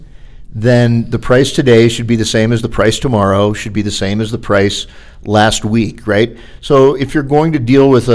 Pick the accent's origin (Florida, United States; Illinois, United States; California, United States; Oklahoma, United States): Florida, United States; I'm from Florida